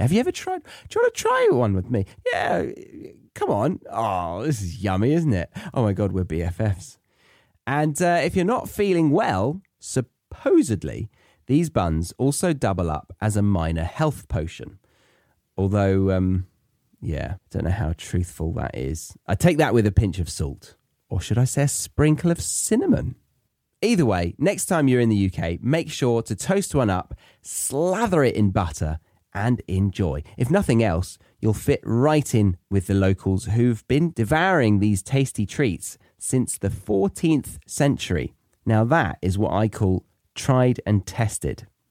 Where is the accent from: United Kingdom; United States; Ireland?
United Kingdom; moved away as an adult; also born or lived in Australia; I'm British, and so I was brought up to like the foods around me